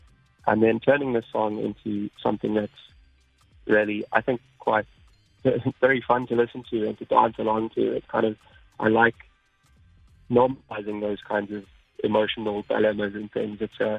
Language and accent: English; England, United Kingdom; born there; Yeah, I mean, I was born in England, so definitely